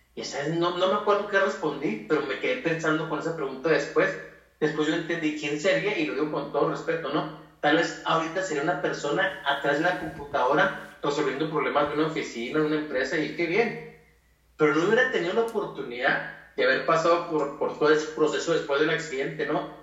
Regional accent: Chihuahua, Mexico; soy de México, de Chihuahua, Chihuahua, México

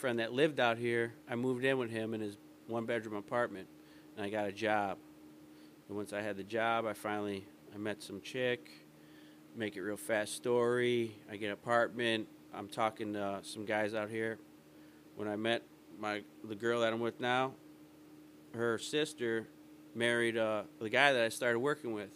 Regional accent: Calumet City, Illinois, United States; also born or lived in Hammond, Indiana / East Chicago, Indiana; now in Elgin, United States; I'm from Calumet City, Hammond area, East Chicago. Like, that area is where I grew up.

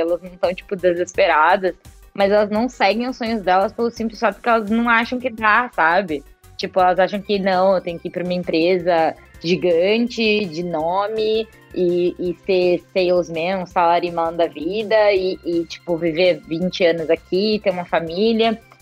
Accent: Brazil; now in Japan

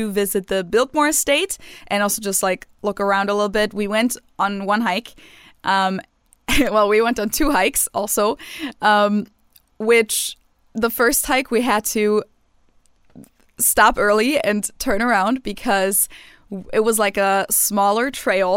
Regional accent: Munich, Bavaria, Germany; moved away; growing up in Munich, like our summer break in Bavaria usually starts about now

